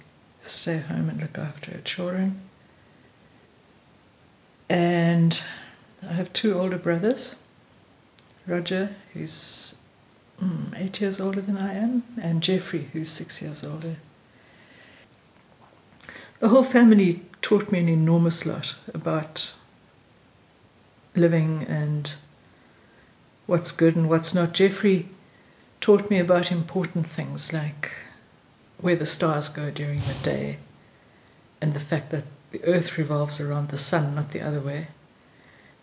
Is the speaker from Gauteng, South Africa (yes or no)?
yes; Vereeniging, Gauteng, South Africa; also born or lived in Eastern Transvaal / West Coast; now in Greyton, South Africa; I was born in Vereeniging in the Transvaal in 1954